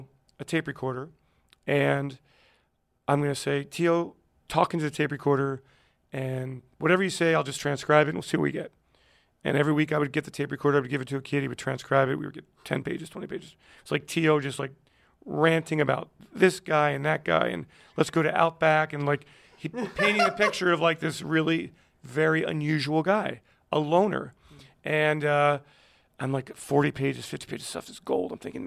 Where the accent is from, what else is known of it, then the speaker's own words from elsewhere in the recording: West Chester, Pennsylvania, United States; a newspaper in Westchester, the Daily Local News, my hometown newspaper